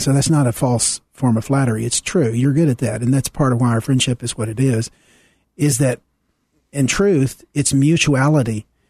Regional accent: Deep South, United States; I grew up in the Deep South, um, in the pre-Civil Rights era

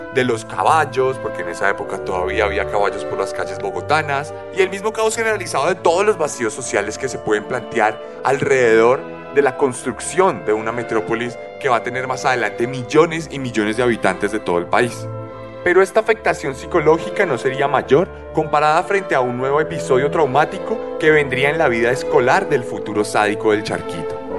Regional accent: Colombia

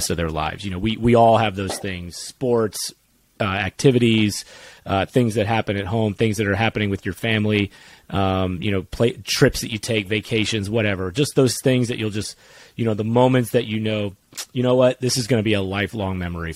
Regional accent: Sarasota, Florida, United States; we grew up in Sarasota, Florida

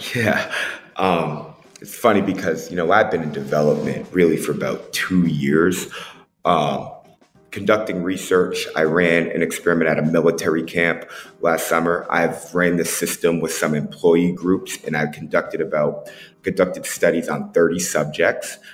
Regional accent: Boston, Massachusetts, United States; also born or lived in Tampa Bay; now in Las Vegas, United States; growing up in Boston

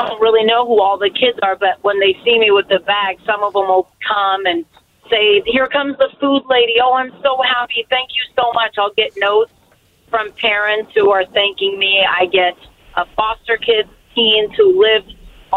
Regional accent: Portland, Oregon, United States; I was born and raised in Portland, Oregon

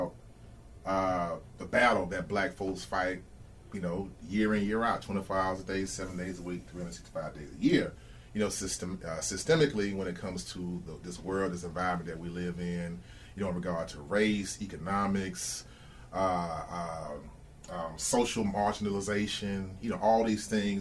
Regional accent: Atlanta, Georgia, United States; I'm from the Atlanta area

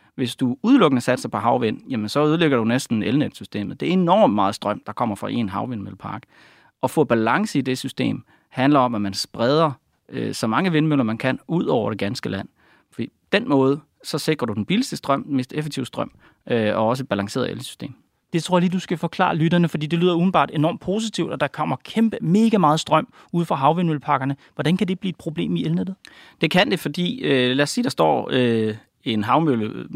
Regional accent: Denmark; jeg er selv fra Jylland

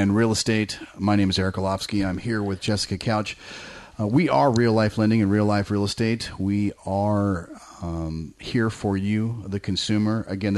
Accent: Danville, California, United States; I grew up in the East Bay in Danville

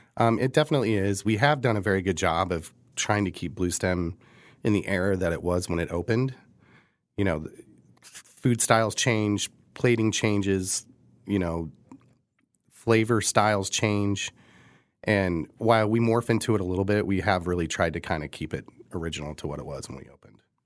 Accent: Midwest, United States; now in Kansas City, United States; we are from the Midwest

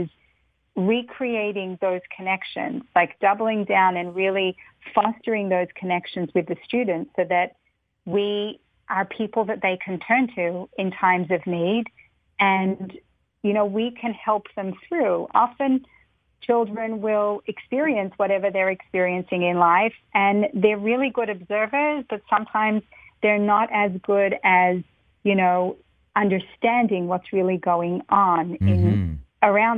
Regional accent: Melbourne, Victoria, Australia; now in New York, United States; I grew up in Melbourne, Australia, very far from here, from New York.

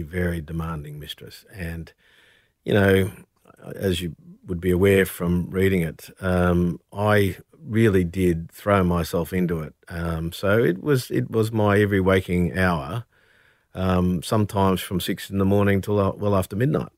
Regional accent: Brisbane, Queensland, Australia; a young man growing up in Brisbane

